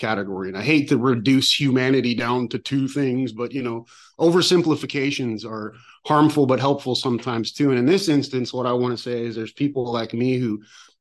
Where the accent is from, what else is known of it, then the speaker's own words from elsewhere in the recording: San Francisco, California, United States; I was born in San Francisco